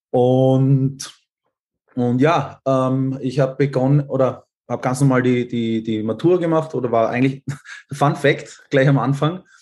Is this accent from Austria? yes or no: yes; Austria; äh, wohne in Wien und, und bin ähm, Österreicher und Halbschwede. Also mein Vater kommt aus Schweden und meine Mutter aus Österreich.